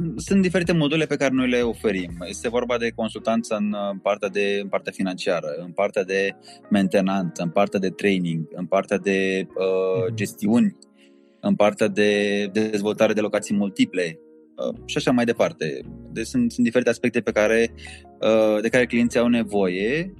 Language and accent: Romanian; Romania; noi ca și români